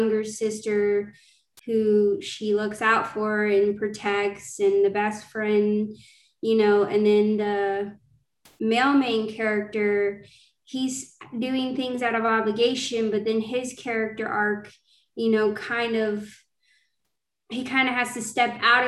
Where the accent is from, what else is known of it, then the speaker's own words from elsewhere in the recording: Georgia, United States; I'm a fantasy indie author. I'm from Georgia, and I'm excited to talk about my first fantasy series